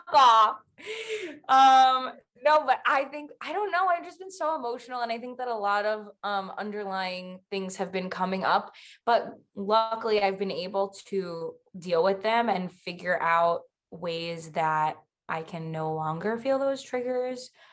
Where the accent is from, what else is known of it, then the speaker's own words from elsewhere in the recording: Long Island, New York, United States; I am 24 and I'm also from Long Island.